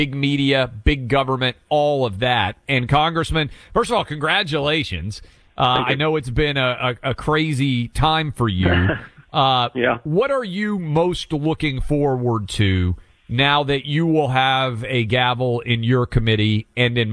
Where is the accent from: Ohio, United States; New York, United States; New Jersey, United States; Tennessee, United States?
Tennessee, United States; the state of Tennessee, my home state, in Chattanooga, my mom's hometown